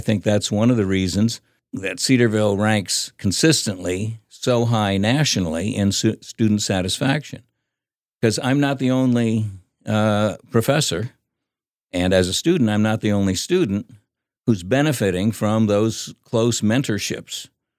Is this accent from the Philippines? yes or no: yes; Philippines; Well, growing up in the Philippines was a lot of fun.